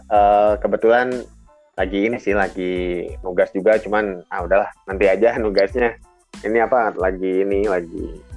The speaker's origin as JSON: {"language": "Indonesian", "town": "Bandung", "region": "West Java", "country": "Indonesia", "tie": "born or raised there", "lives_now": "Bogor, Indonesia", "said": "bahkan ya gue kan sebenarnya asli Bandung nih gue asli Bandung sebenarnya ya cuman gue sekarang tinggalnya di Bogor jadi uh, homesick ya"}